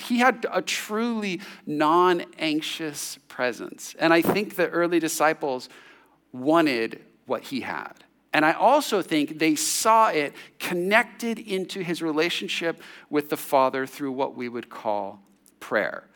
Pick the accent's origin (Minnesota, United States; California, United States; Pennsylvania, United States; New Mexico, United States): California, United States; San Jose; when I was sixteen, seventeen years old, growing up in San Jose, in the suburbs